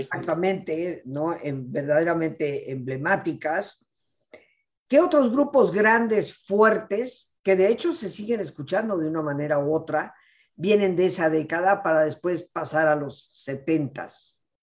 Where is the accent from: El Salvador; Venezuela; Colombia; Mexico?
Mexico; mi cultura mexicana